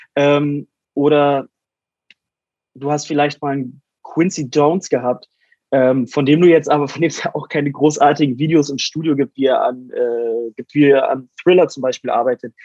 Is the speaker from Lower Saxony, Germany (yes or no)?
yes; Wolfsburg, Lower Saxony, Germany; in Wolfsburg, meiner Heimatstadt